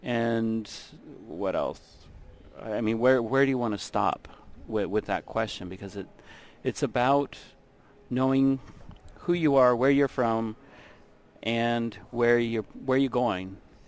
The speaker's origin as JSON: {"language": "English", "town": "Old Harbor", "region": "Alaska", "country": "United States", "moved": "yes", "said": "I'm originally from Kodiak Island, Old Harbor, Alaska."}